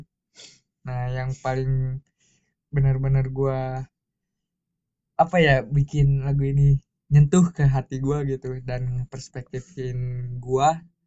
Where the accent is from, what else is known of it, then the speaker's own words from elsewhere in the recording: Bandung, West Java, Indonesia; gua besar di hmm. Bandung